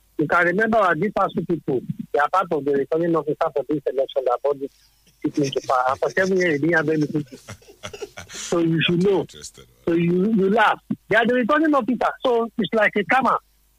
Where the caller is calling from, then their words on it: Ishaga, Lagos, Nigeria; I'm calling from Ishaga.